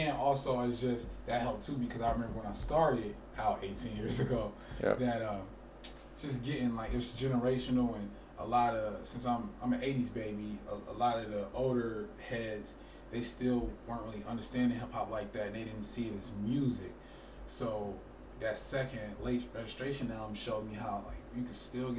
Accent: Chicago, Illinois, United States; now in Twin Cities, United States; I've been here for 17 of them, because I'm originally from Chicago.

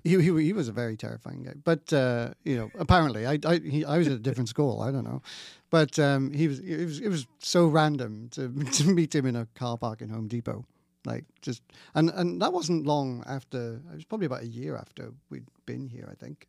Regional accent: Wales, United Kingdom; moved away as an adult; now in Nova Scotia, Canada

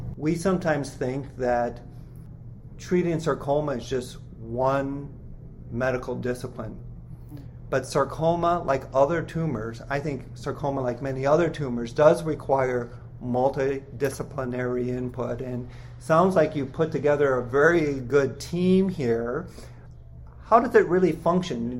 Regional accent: Minnesota, United States; I'm from Minnesota

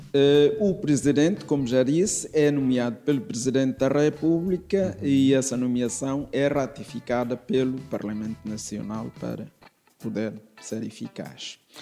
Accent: Timor-Leste; now in Lisbon, Portugal; Eu sou de Timor-Leste, vim de Timor-Leste por alturas de 1970 eh, para o seminário

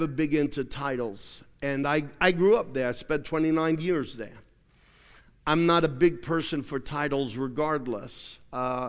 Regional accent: Australia; moved away as an adult; now in United States; I had lived in Australia for 29 years, even though I'm an American. Aussies reminded me often that I was an American. I'd hear Yankee all the time. And when I first went to school there

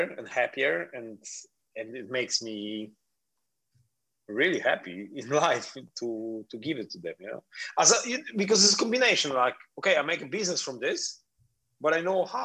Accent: Poland; English is a second language; moved away as an adult; also born or lived in Miami, United States; now in Palma de Mallorca, Spain; But I'm Polish

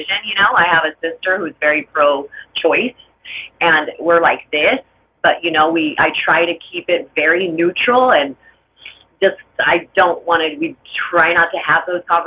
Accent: Los Angeles, California, United States; I grew up in LA in HP, a very gang infested neighborhood.

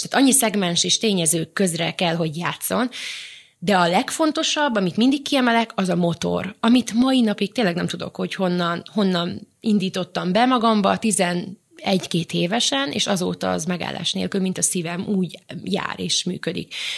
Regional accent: Vojvodina, Serbia; moved away; vajdaságban eleve kisebbségben éltünk, nőttünk fel

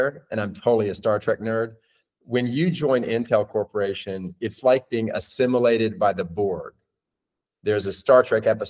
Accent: Nashville, Tennessee, United States; now in New York City, United States; I'm originally from Nashville, Tennessee, born and raised

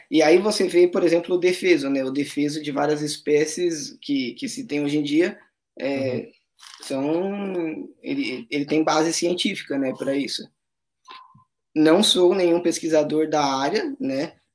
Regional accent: São Paulo, Brazil; moved away as an adult; now in Ilha Grande, Brazil; nós somos de São Paulo, tanto ela quanto eu.

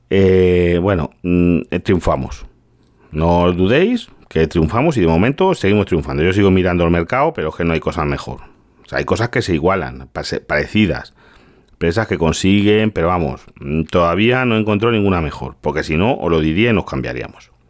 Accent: Galicia, Spain; now in Toledo, Spain; yo soy, yo soy gallego, a que vivo aquí en Toledo, pero yo soy gallego. Y yo soy una aldea muy pequeña.

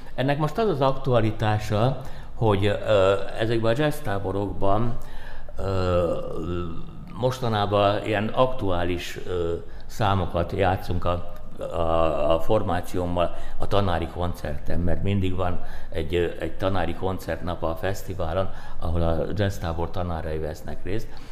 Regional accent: Szombathely, Vas, Hungary; moved away; szombathely nekem a szülővárosom

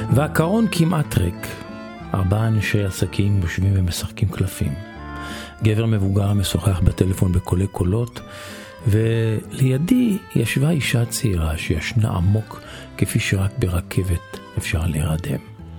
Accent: Israel; אני מישראל

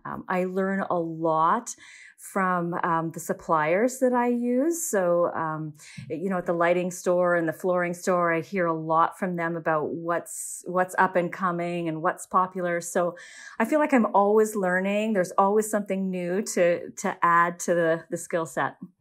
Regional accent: Saskatoon, Saskatchewan, Canada; I was born and raised in Saskatoon

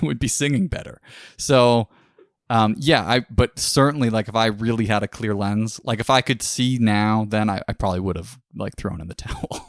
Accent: Orangeville, Ontario, Canada; booked it in my hometown in Orangeville area.

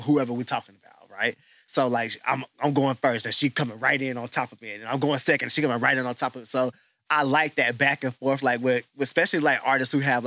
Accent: the South, United States; accent: Southern; also born or lived in Charlotte, North Carolina; now in Houston, United States; I grew up in the South

